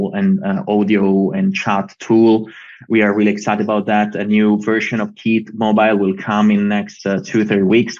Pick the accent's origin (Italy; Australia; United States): Italy; we come from Italy